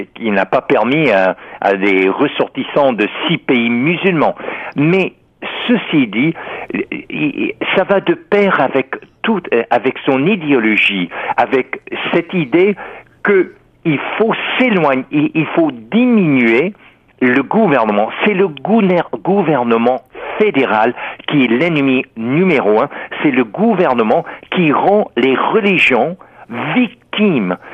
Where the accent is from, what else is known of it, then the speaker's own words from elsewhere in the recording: Texas, United States; moved away; je suis américain né au Texas en 1950. Au début, à l'école, euh, on priait